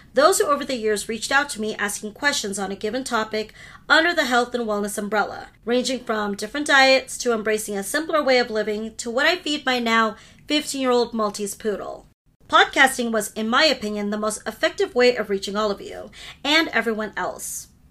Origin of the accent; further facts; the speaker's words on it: United States; first language Hindi; English is a second language; I'm a second generation American? Fun fact, Hindi was my first language